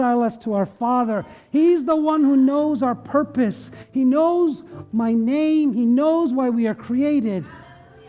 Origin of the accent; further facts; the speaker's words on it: India; now in United States; I left India. I love India, right? But I'm also American